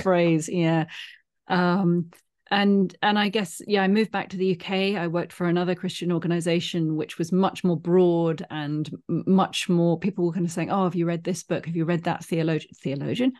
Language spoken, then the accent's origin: English; United Kingdom; I'm British